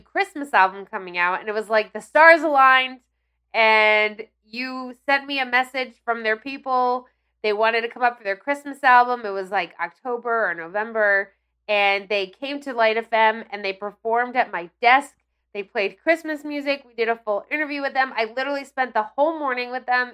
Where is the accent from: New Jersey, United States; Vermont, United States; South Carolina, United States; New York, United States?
New Jersey, United States; Ridgewood; I grew up in Ridgewood, which is one town over